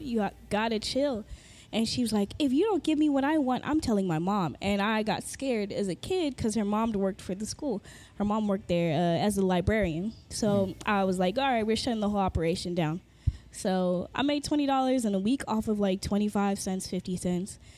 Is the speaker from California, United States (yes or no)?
yes; Carson, California, United States; also born or lived in Inglewood, California / Fresno, California; I am from LA, born and raised in uh, Inglewood, then Carson.